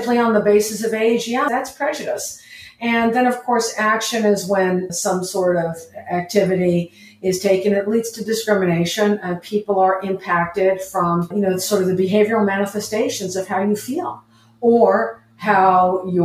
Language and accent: English; New York, United States; moved away as an adult; also born or lived in Los Angeles; I'm from New York. And I went to graduate school in Los Angeles at USC and UCLA